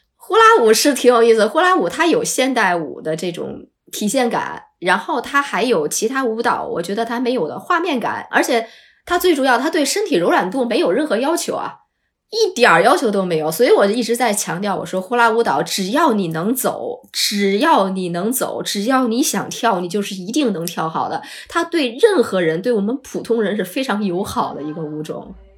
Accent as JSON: {"language": "Chinese", "country": "China", "said": "我们是从中国来的，然后也学呼啦舞"}